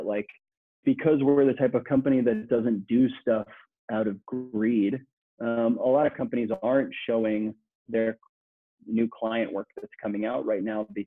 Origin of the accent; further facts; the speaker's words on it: New York City, New York, United States; I'm born and raised in Queens, New York